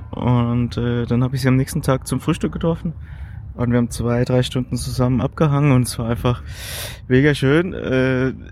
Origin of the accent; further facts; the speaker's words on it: Germany; hallo, wie geht's, wo kommst du her? Und äh, dann meinte ich so, Deutschland